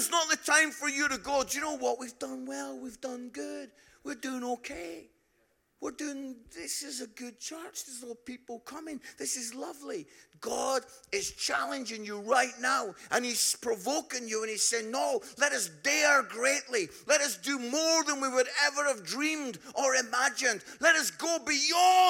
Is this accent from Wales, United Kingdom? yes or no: no; Edinburgh, Scotland, United Kingdom; moved away as an adult; also born or lived in Barnsley; some of you can pick up from my accent, I'm from Edinburgh